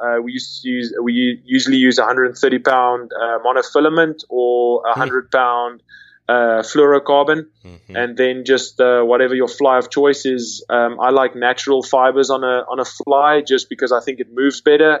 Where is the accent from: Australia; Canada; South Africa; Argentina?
South Africa; moved away as an adult; also born or lived in London; I I grew born and raised in South Africa